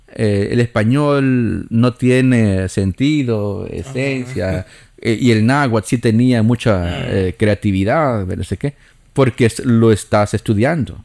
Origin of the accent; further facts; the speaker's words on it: El Salvador; como salvadoreños el idioma que hablamos